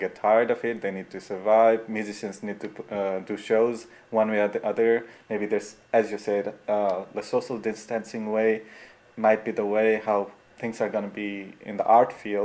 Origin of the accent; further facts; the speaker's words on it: Nepal; moved away as an adult; I'm from Nepal